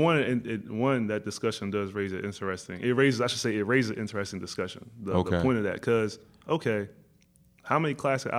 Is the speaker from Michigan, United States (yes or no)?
no; Hawaii, United States; I know I look like I'm black. I don't like Hawaiian. So how do I showcase I'm Hawaiian and it still be cool?